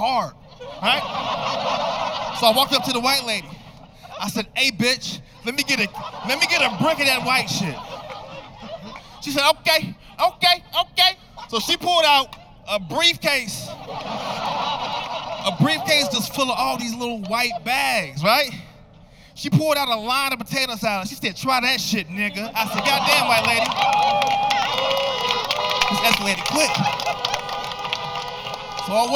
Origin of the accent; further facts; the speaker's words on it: Chicago, Illinois, United States; I'm from Chicago